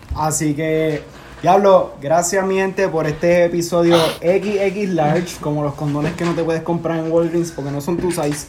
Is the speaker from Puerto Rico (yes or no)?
yes; Puerto Rico; moved away as an adult; now in United States; somos siete boricuas